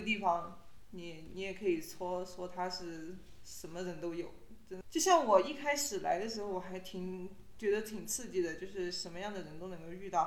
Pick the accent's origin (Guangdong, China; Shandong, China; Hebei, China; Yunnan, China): Yunnan, China; now in Dali, China; 我就是云南人嘛，就是在我们云南的土地上，我就觉得我还好，我没有觉得自己像是一个异乡人一样